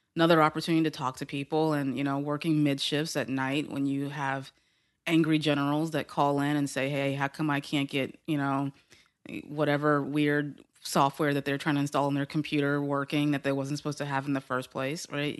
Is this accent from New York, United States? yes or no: no; Houston, Texas, United States; in Houston, Texas